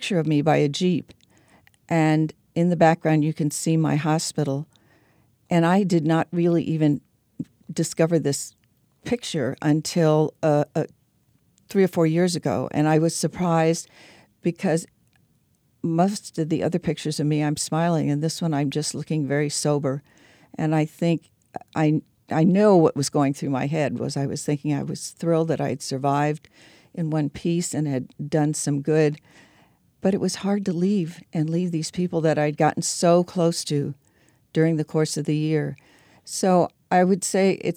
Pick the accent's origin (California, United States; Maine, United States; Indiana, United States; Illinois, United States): Illinois, United States; Mascoutah; moved away as an adult; also born or lived in Belleville, Illinois; My hometown was Muscoota, Illinois, a town of about 2,500 at that time.